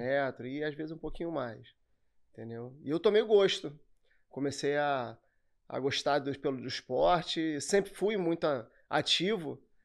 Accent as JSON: {"language": "Portuguese", "town": "Nova Iguaçu", "region": "Rio de Janeiro", "country": "Brazil", "tie": "born or raised there", "said": "eu sou de Nova Iguaçu, natural de Nova Iguaçu."}